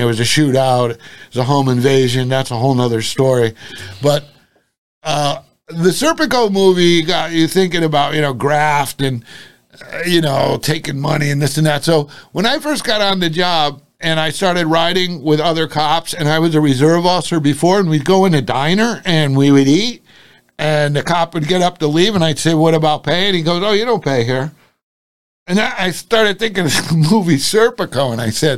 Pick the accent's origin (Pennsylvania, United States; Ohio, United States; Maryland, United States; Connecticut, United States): Connecticut, United States; New Haven; When I was young, I grew up in New Haven for like 6 years. Then we moved to a contiguous town. But, I mean, New Haven was where I went, YMCA, played basketball, football, the whole thing, all in New Haven. So New Haven was where I grew up